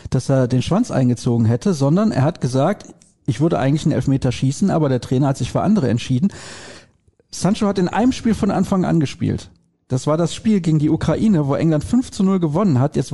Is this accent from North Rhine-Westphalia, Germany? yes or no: yes; Solingen, North Rhine-Westphalia, Germany; Die Hörer wissen das ja, ich komme aus Soling. In Soling leben 6000 Italiener.